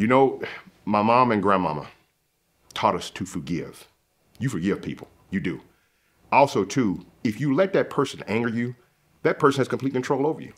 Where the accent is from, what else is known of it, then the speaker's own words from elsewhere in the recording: the South, United States; moved away; I'm from the South